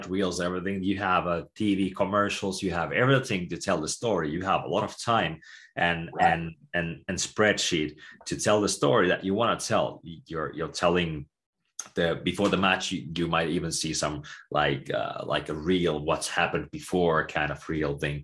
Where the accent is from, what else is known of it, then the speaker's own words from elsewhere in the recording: Tampere, Pirkanmaa, Finland; I'm from Tampere myself, originally